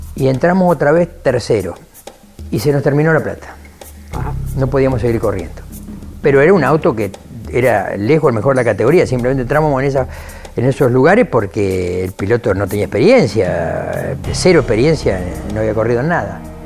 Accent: Lincoln, Buenos Aires Province, Argentina; fui a vivir a, a mi ciudad natal, a Lincoln, donde estoy actualmente todavía viviendo

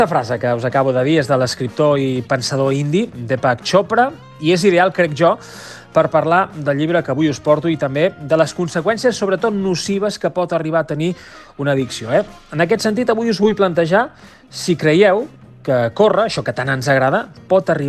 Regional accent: Barcelona, Catalonia, Spain; tot i que sóc de, de Barcelona, tinc una casa a Vidrà i tinc un, un vincle molt estret amb tot el territori del Bisaure

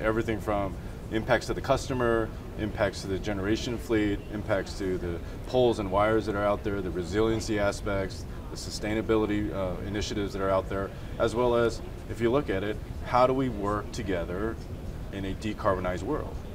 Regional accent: Chicago, Illinois, United States; I'm from Chicago

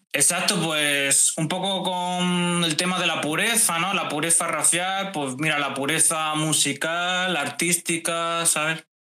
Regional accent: Valencia, Valencian Community, Spain; de Valencia, una ciudad aquí de España

